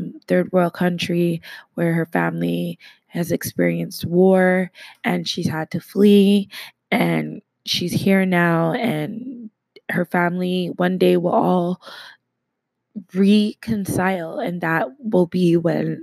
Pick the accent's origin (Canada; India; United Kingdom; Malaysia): Canada; I am Canadian